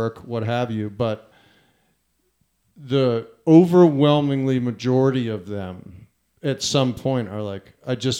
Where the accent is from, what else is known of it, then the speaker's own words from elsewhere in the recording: New Jersey, United States; moved away; also born or lived in Key West; I grew up in New Jersey